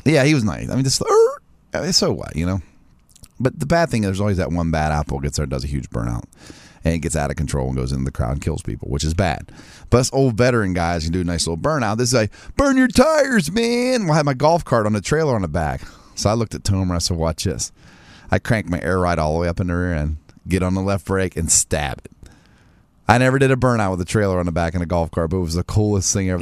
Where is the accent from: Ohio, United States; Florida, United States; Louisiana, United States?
Ohio, United States; Martins Ferry; my hometown